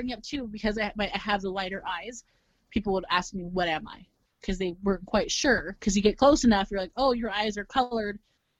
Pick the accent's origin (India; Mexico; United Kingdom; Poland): Mexico; And at the end of the day, we're all Mexican from Mexico, you know, if you're from the Mexico, and we really should be helping each other out